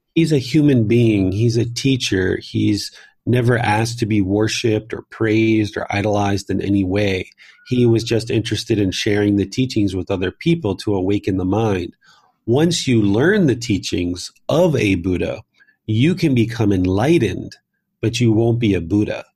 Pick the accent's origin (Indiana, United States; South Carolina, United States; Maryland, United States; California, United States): Maryland, United States; Southern; moved away as an adult; also born or lived in Washington, D.C. / Northern Virginia; I was born in Washington, D C. I grew up in Southern Maryland